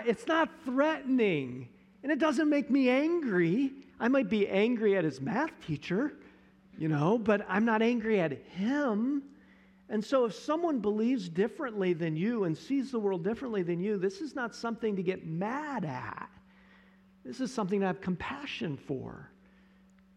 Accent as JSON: {"language": "English", "town": "Johnson City", "country": "United States", "tie": "born or raised there", "said": "when I was growing up in Johnson City"}